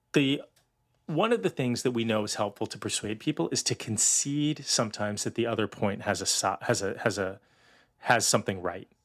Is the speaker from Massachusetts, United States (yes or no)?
yes; outside of Boston, Massachusetts, United States; I grew up outside of Boston